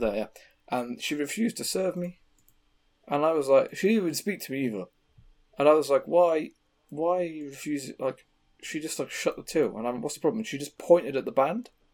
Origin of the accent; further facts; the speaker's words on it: England, United Kingdom; I'm English